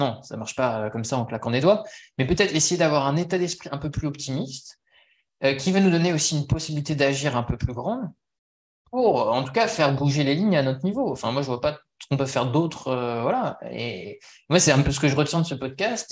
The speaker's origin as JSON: {"language": "French", "country": "France", "said": "moi, en tant que Français"}